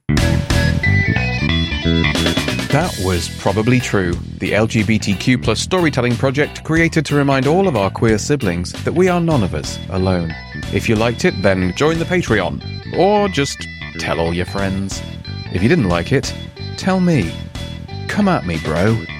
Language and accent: English; England, United Kingdom; as an English person